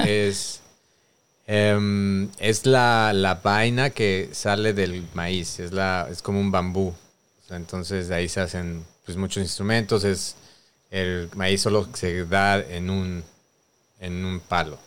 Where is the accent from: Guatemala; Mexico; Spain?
Mexico; Mexico City; moved away as an adult; Yo nací en Coyoacán, Ciudad de México, en la Gran Tenochtitlán